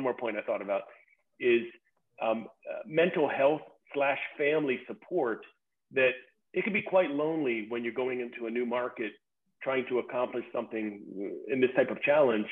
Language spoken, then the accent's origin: English; United States; me being an American with the ugly American type of attitude